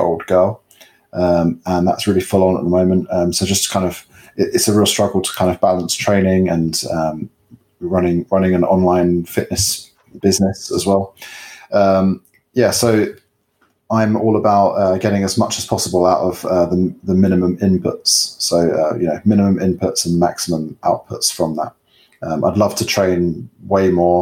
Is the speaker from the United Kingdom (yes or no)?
yes; London, United Kingdom; I'm from London in the UK